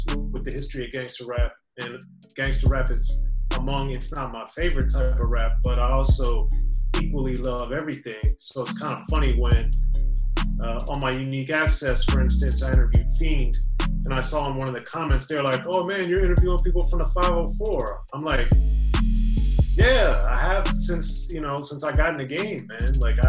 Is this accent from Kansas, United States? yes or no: no; Maryland, United States; no, I'm from Maryland, man.